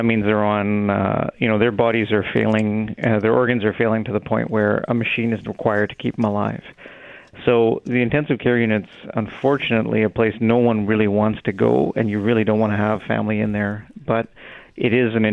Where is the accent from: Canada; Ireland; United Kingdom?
Canada; Winnipeg, Manitoba; also born or lived in Brandon, Manitoba; We moved, my father was a doctor in Brandon, and we moved to Winnipeg kind of when I got to school age